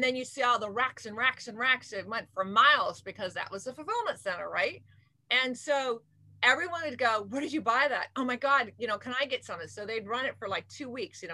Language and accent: English; Camarillo, California, United States; now in Irvine, United States; I was raised in Camarillo, Ventura County